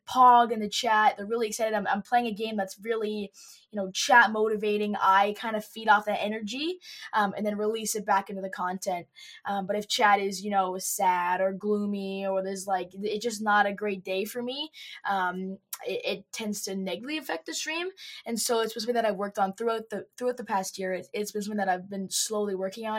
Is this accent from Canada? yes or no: yes; Calgary, Alberta, Canada; Yeah, so I was born in Calgary, Alberta, Canada. We like to call it the Texas of Canada. It's very similar in a lot of ways. And I have lived here my whole life.